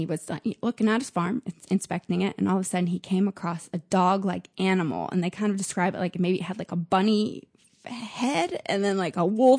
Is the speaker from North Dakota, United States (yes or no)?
no; Nashville, Tennessee, United States; So I grew up in Nashville, Tennessee